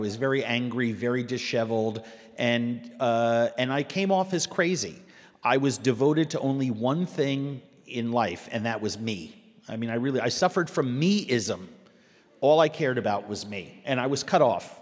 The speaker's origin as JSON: {"language": "English", "town": "New York City", "region": "New York", "country": "United States", "tie": "born or raised there", "also_born_or_lived": "Minneapolis, Minnesota", "moved": "as an adult", "lives_now": "Minnesota, United States", "said": "I grew up in New York City, but I consider myself Minnesotan. I've lived here for 24 years."}